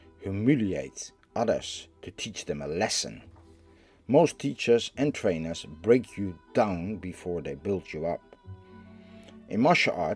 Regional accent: Netherlands; I am from the Netherlands

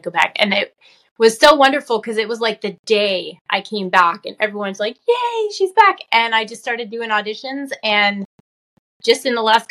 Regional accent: Utah, United States; now in California, United States; I'm originally from Utah. I live in California now

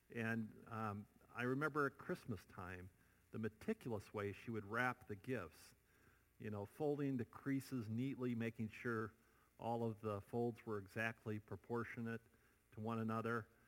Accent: Iowa, United States; moved away; I still go back to my home state, Iowa

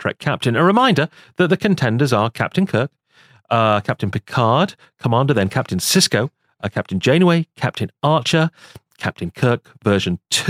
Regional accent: Blackpool, North West England, United Kingdom; the Blackpool Illuminations, the lights in my hometown

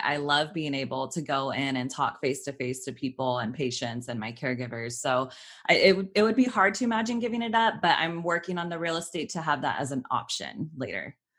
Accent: Sacramento, California, United States; moved away as an adult; now in Los Angeles, United States; I grew up in Sacramento.

